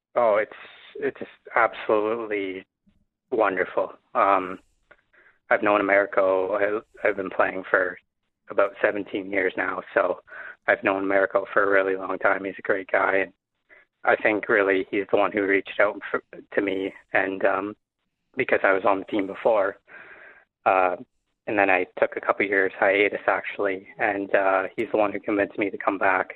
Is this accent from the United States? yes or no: no; Windsor, Ontario, Canada; I'm from Windsor